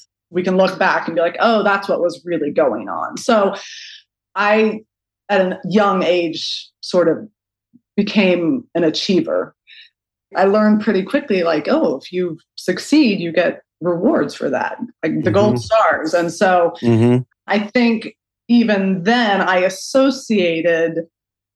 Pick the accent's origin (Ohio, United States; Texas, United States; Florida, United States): Ohio, United States; Chandlersville; I grew up outside of Zanesville, Ohio, in Chandlersville, on this big, beautiful farm